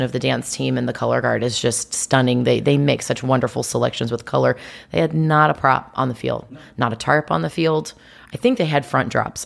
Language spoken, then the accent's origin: English; Greenwood, Indiana, United States; moved away as an adult; also born or lived in South Carolina; I was born in Greenwood, well, Indianapolis, but I lived in Greenwood, Indiana.